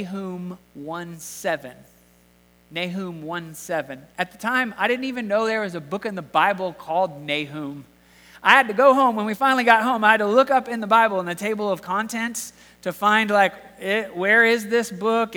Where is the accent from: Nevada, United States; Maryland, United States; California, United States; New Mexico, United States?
California, United States; Southern; moved away; when we were kids growing up in Southern California